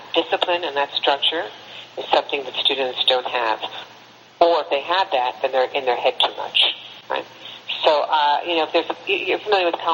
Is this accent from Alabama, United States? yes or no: no; New York, United States; I'm a New Yorker